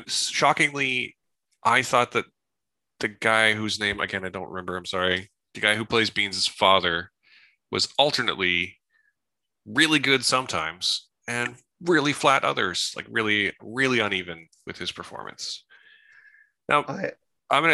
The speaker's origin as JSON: {"language": "English", "town": "Salt Spring Island", "region": "British Columbia", "country": "Canada", "tie": "born or raised there", "said": "where I grew up on Salt Spring Island."}